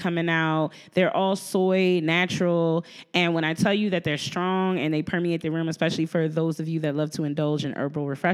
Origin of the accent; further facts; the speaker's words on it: New Jersey, United States; I'm from Jersey